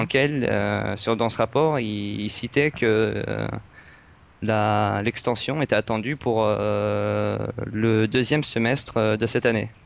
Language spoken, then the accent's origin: French; France; je suis français